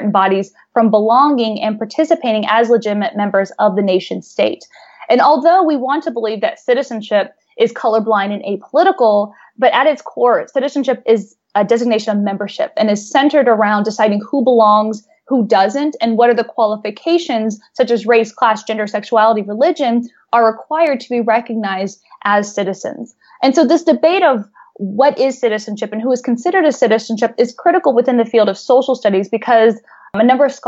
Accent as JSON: {"language": "English", "region": "Texas", "country": "United States", "tie": "born or raised there", "said": "I grew up in Texas."}